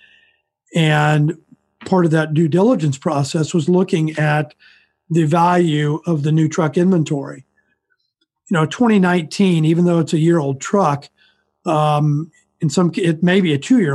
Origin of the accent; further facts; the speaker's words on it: Kansas, United States; I'm from Kansas. I've stayed in Kansas my entire life.